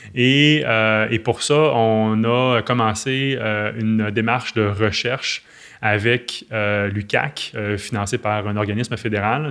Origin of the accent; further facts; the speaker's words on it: L'Anse-Saint-Jean, Quebec, Canada; now in Petit-Saguenay, Canada; je ne suis pas natif de Petit-Saguenay, je suis né à Lens-Saint-Jean, qui est le village voisin